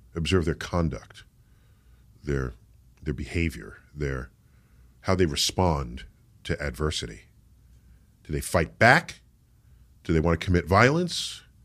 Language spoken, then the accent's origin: English; New York City, New York, United States; I grew up in the Bronx, and in New York City